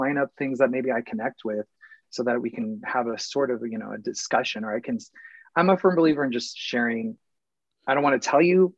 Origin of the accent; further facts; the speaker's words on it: Phoenix, Arizona, United States; moved away; I'm from Phoenix, Arizona originally.